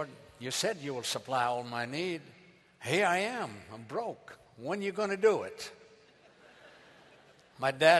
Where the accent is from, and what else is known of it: Beirut, Beirut Governorate, Lebanon; born or raised there; English is a second language; moved away as an adult; now in United States